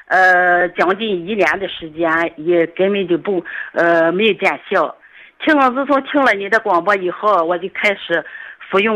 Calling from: Weifang, Shandong, China; 我是潍坊的听众

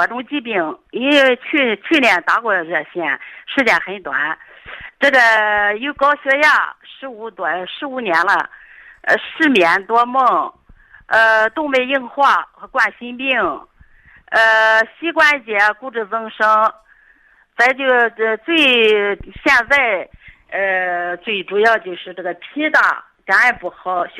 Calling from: Weifang, Shandong, China; 我是潍坊的听众

